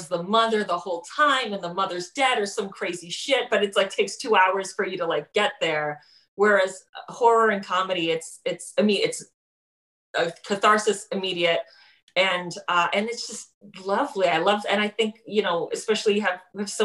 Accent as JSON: {"language": "English", "town": "Miami", "region": "Florida", "country": "United States", "moved": "yes", "lives_now": "New York, United States", "said": "I live in New York now, but I'm from Miami"}